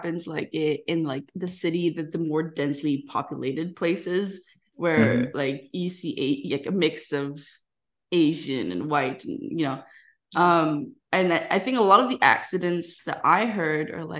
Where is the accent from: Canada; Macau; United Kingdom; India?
Macau; now in United States; we identify as Macanese